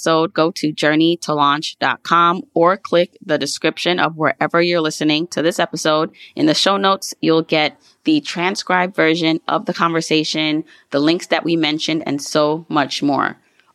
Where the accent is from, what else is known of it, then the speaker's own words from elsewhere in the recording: Jamaica; I'm Jamaican.